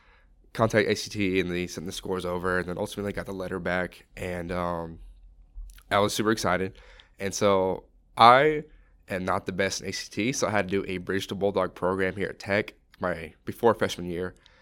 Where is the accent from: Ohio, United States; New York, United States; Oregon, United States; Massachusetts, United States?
Oregon, United States; because I'm from Oregon